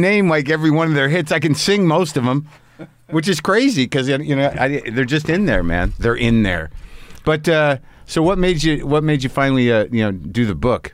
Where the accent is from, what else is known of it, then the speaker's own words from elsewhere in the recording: New Mexico, United States; I grew up in New Mexico